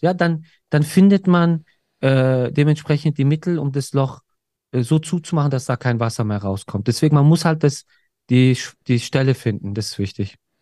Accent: Germany; bei uns in Deutschland

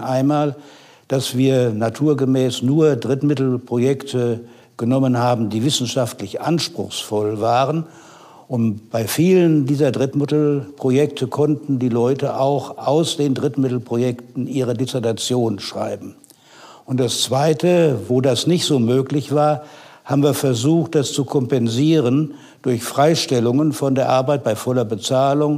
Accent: North Rhine-Westphalia, Germany; moved away as an adult; also born or lived in Nassau, Rhineland-Palatinate / Mannheim; Ich bin dann aufgewachsen in Westfalen, habe dort Abitur gemacht

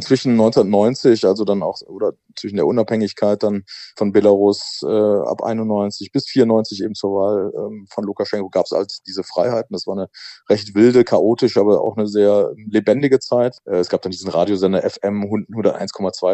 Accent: Germany; ich bin ja halt in der BRD groß geworden

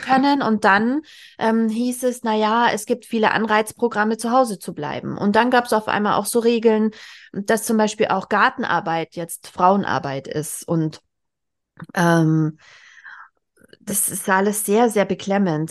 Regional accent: Bavaria, Germany; ich komme gebürtig aus Bayern und in meinem Heimatort

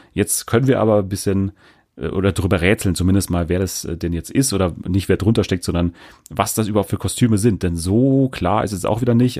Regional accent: Germany; als Deutsche

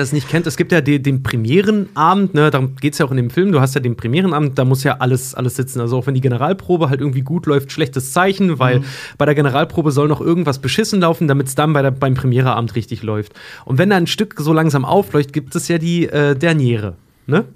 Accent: Schwedt, Brandenburg, Germany; now in Hamburg, Germany; In meiner Heimatstadt Schwedt

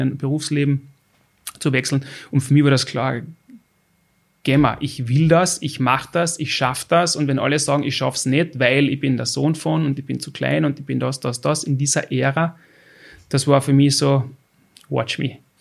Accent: Austria; ich als verwähnter Österreicher

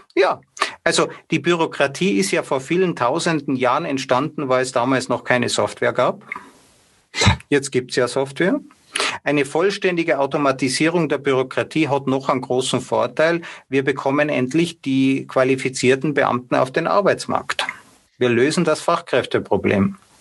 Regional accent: Austria; bei uns in Österreich

